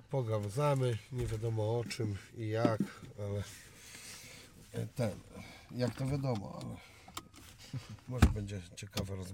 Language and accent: Polish; Ciechanów, Masovian Voivodeship, Poland; Ja jestem z Ciechanowa